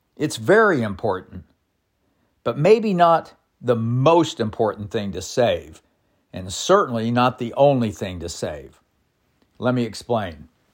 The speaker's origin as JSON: {"language": "English", "town": "Bartlesville", "region": "Oklahoma", "country": "United States", "tie": "born or raised there", "said": "my hometown of Bartlesville"}